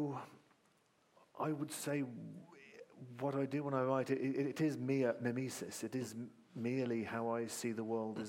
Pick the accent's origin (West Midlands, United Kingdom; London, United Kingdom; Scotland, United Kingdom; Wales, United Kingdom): West Midlands, United Kingdom; Malvern; I was a kid growing up in Malvern in Worcestershire